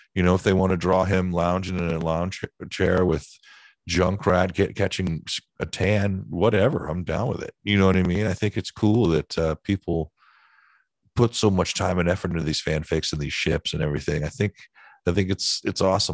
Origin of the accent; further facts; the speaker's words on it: East Bay Area, California, United States; I grew up in the Bay Area and East Bay Area, California and Northern California